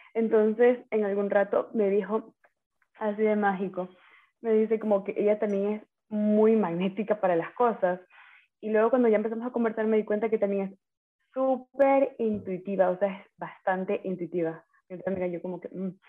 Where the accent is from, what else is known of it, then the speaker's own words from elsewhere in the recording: Manta, Manabí, Ecuador; moved away as an adult; also born or lived in Ecuadorian Sierra; soy de Manaví, Manta Manaví. Eh, viví nueve años en la Sierra, a ver, viví toda mi vida en la costa.